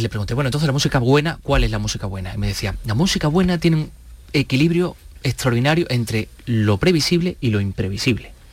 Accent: La Carolina, Andalusia, Spain; accent: Jaén; soy de la Carolina, que canta con nuestro acento

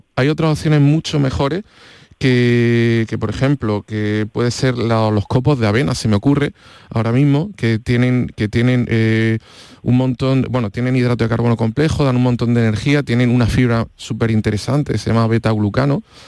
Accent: Andalusia, Spain; al final somos andaluces

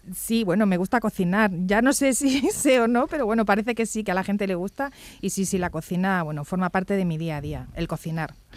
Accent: Jaén, Andalusia, Spain; como soy de Jaén

